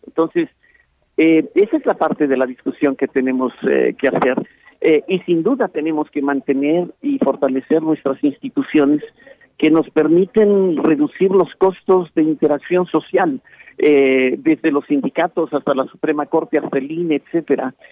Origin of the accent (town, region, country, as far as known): Mexico